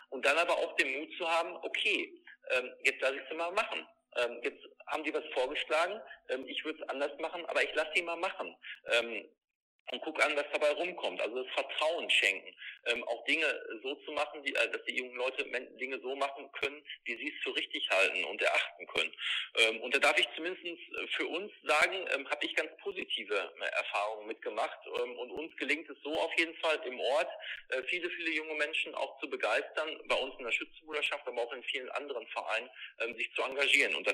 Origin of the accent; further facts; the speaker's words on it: North Rhine-Westphalia, Germany; und ich komme nun mal aus, aus dem Sauerland, einer Mittelgebirgsregion, wo es nicht immer ganz einfach ist, Landwirtschaft zu betreiben